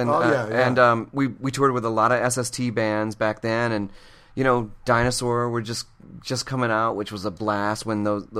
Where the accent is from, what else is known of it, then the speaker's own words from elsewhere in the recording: Michigan, United States; moved away; I'm from Michigan. I'm a pretty conservative person. I'm a thrifty person